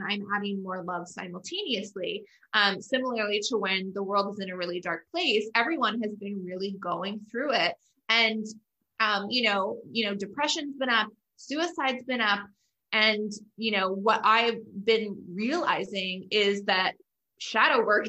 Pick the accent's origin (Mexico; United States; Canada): Canada; I'm Canadian